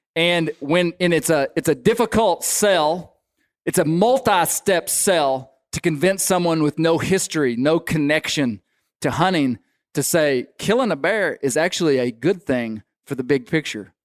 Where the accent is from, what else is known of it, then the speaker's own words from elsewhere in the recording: Arkansas, United States; growing up in Arkansas